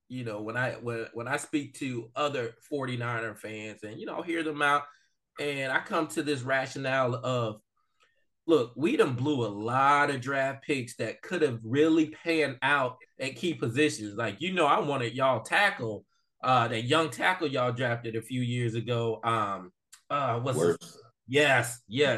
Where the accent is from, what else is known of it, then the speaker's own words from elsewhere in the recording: Florida, United States; we're from Florida